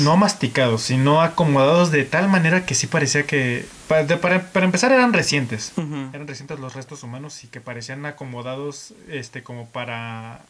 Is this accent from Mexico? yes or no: yes; Aguascalientes, Mexico; nosotros como mexicanos, este, eh, habitantes de Aguascalientes